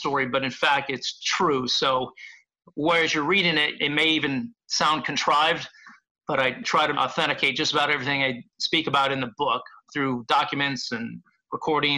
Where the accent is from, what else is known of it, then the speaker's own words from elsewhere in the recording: Chicago, Illinois, United States; moved away; also born or lived in Los Angeles; growing up in Chicago and Los Angeles